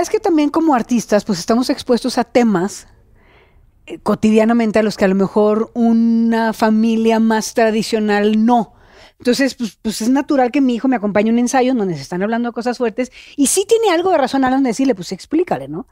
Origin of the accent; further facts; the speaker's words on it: Monterrey, Nuevo León, Mexico; accent: norteño; yo soy regia